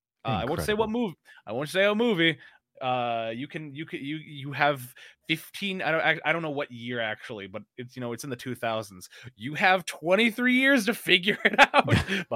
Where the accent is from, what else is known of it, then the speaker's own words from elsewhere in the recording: Las Vegas, Nevada, United States; also born or lived in California; I call Las Vegas my hometown. You know, the city of sin. it's actually a really nice city to live in.